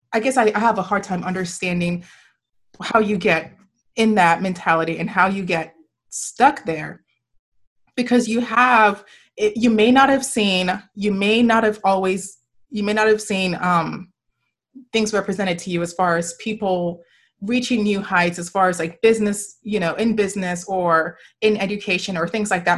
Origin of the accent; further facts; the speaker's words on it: Nigeria; now in United States; I was born, I was born and raised in Nigeria, and I, and then I came here